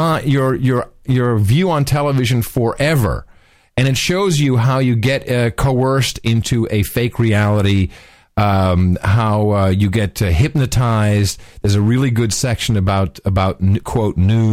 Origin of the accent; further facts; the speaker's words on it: Netherlands; moved away; growing up in Gitmo Nation Lowlands, we had two channels when I was a kid